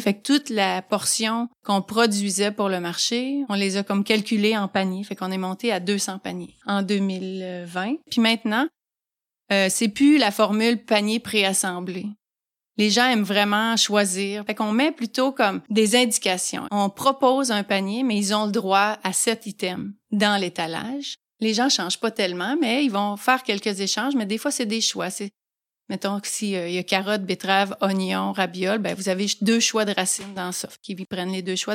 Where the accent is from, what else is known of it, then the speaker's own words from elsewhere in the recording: Abitibi, Quebec, Canada; also born or lived in Montreal; now in Carleton-sur-Mer, Canada; je suis native de la BTB d'un petit village, un tout petit village.